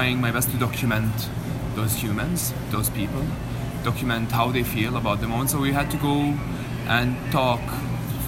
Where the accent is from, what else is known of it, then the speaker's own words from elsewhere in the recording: Jerusalem, Palestine; I'm a Jerusalemite. I'm Palestinian from Jerusalem